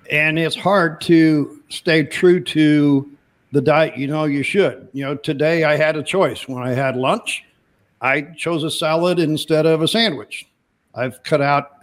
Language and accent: English; Midwest, United States; I'm from the Midwest